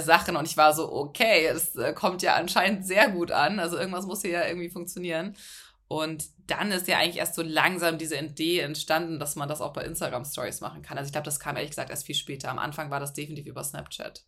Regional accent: Hamburg, Germany; moved away as an adult; also born or lived in Munich; ich komme aus Hamburg, bin nach München gezogen für ein Praktikum

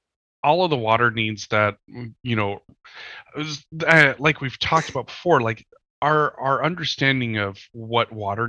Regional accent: Eastern Montana, United States; I'm from Eastern Montana

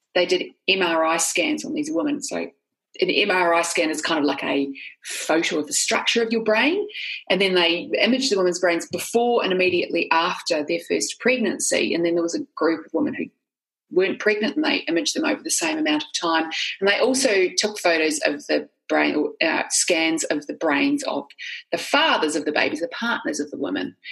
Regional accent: New Zealand; I'm not sure they can tell initially from my accent, but I grew up in New Zealand.

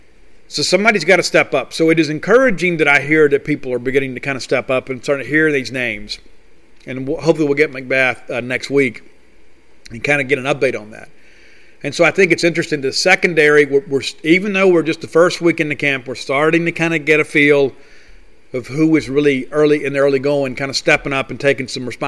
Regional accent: Columbia, Mississippi, United States; being a former Columbia High School Wildcat myself

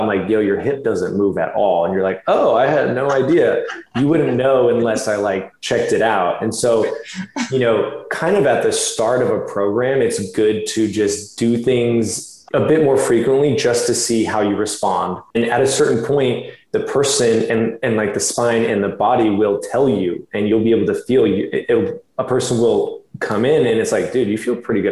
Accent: Florida, United States; moved away as an adult; also born or lived in California; I did grow up in Florida since I was about four years old

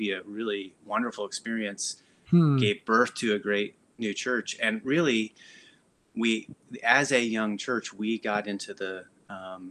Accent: Middle America, Midwest, United States; moved away as an adult; also born or lived in Indiana / Oklahoma / Missouri / Boston; I grew up in Middle America, a couple different places in Indiana and Oklahoma.

